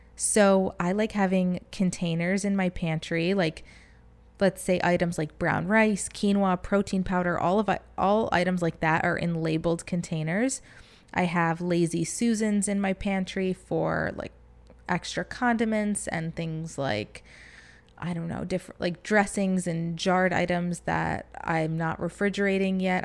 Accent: Michigan, United States; now in Florida, United States; growing up in Michigan

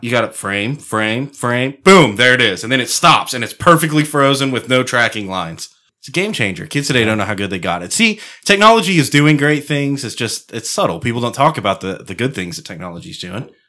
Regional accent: Apache Shores, Texas, United States; I grew up in the hood, dude. I grew up in Apache Shores

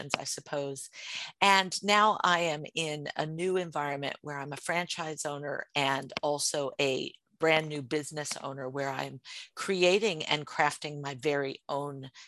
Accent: United States; now in Sydney, Australia; I am an American living in Australia

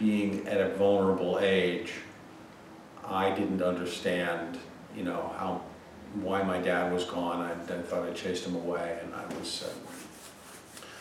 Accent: Connecticut, United States; I grew up in Connecticut to a very, very well-to-do family

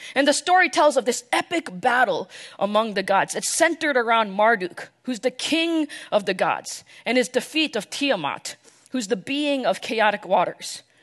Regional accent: New York, New Jersey, United States; moved away as an adult; now in Dallas, United States; I was born and raised in the New York, New Jersey area. Basically lived there my entire life until I moved here, uh, to Dallas a few years ago.

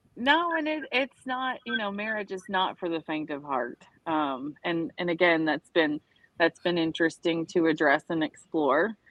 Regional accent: the South, United States; now in Florida Keys, United States; I grew up in the South

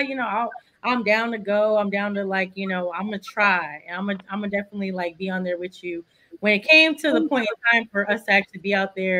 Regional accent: Texas, United States; being a Texan

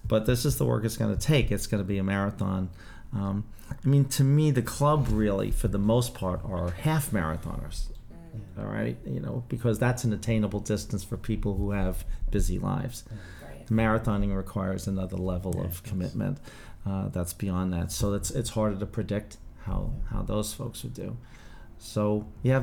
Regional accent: New York City, New York, United States; growing up in the Bronx and 155th Street and Melrose Avenue

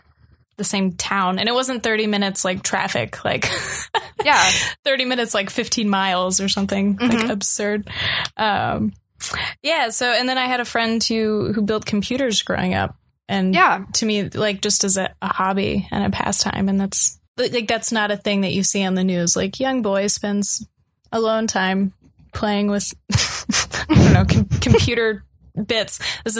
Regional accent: North Carolina, United States; I'm Jewish and my mom is gay and I grew up like in Western North Carolina.

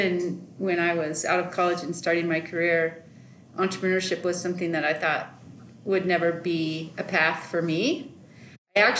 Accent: Oklahoma City, Oklahoma, United States; moved away as an adult; also born or lived in Stillwater, Oklahoma; now in Colorado Springs, United States; I lived in Oklahoma City all my life growing up in primary and middle and high school

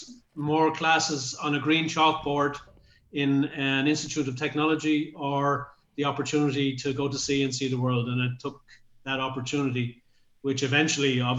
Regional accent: Dublin, Leinster, Ireland; I was from Dublin City, very close to the water

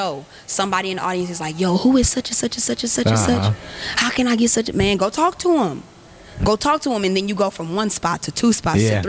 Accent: Houston, Texas, United States; I'm from Houston. I've lived here my whole life

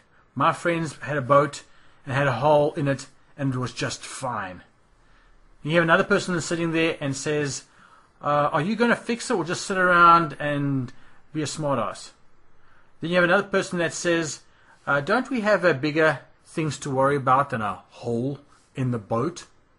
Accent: South Africa; moved away; Like when we came from South Africa, and I know there will be some South Africans listening to this

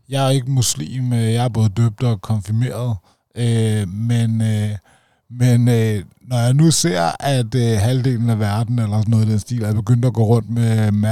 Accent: Denmark; tænkt, at jeg er dansker med dansk pas, og når jeg nu skal benytte mig over grænsen, så må jeg også hellere følge de regler, der er her.

